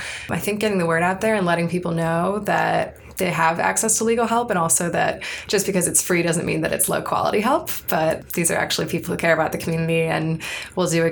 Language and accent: English; Cleveland, Ohio, United States; moved away as an adult; I'm from Cleveland, Ohio